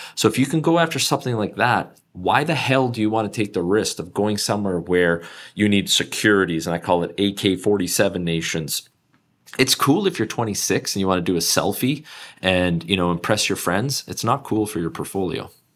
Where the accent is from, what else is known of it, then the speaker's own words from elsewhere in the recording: Canada; as a Canadian